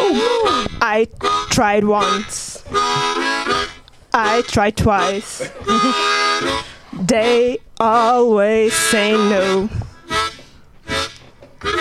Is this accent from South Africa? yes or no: no; Portugal; moved away; I'm from Portugal